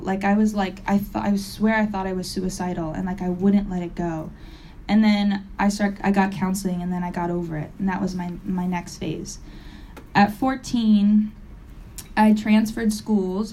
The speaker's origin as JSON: {"language": "English", "town": "Springfield", "region": "Massachusetts", "country": "United States", "tie": "born or raised there", "said": "I'm from Massachusetts. I'm from Springfield, Mass, it is a, I was lucky enough to live in the suburbs"}